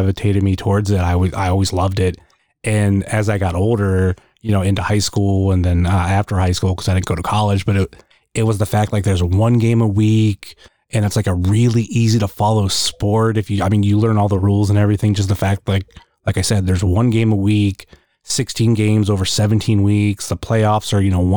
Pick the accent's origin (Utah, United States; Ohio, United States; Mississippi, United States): Ohio, United States; I'm from Ohio